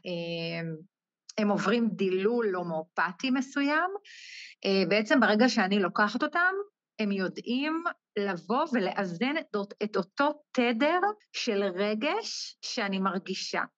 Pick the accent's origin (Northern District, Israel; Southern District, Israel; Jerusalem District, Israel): Northern District, Israel; Ein HaMifratz; אני מקיבוץ עין המפרץ, שזה בצפון.